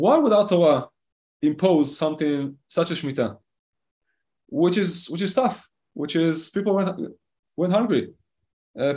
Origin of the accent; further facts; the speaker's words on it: Israel; Now, I live in Israel, okay? I was born in Israel, I grew up in Israel.